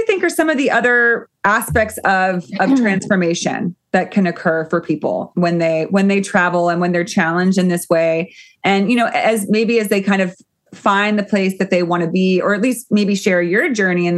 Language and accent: English; United States; as an American, you know, born, raised